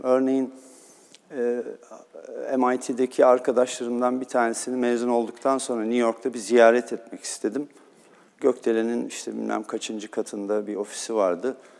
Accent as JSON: {"language": "Turkish", "region": "Istanbul", "country": "Turkey", "tie": "born or raised there", "also_born_or_lived": "Cairo, Egypt", "said": "Bizim çocukluğumuz da Erenköy'de geçti."}